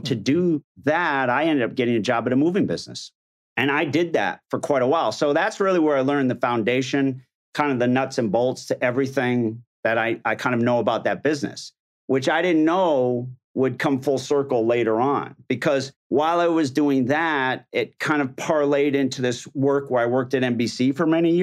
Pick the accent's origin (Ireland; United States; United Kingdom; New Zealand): United States; Somers, Connecticut; little town, Somers, Connecticut. No, so New England. Yeah, we were really close to Boston